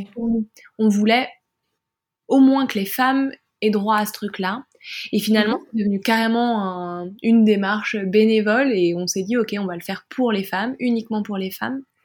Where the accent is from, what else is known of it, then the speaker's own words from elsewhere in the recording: France; je suis française